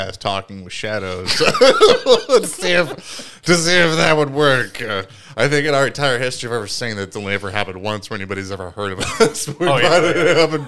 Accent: Indiana, United States; we're from Indiana

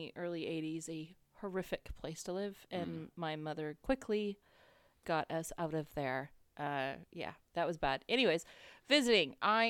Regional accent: California, United States; also born or lived in Gloucester, Massachusetts; So I grew up in Northern California where they do not drive crazy.

